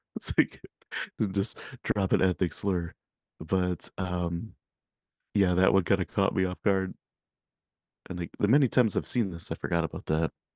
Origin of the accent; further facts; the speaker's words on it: Michigan, United States; I'm from Michigan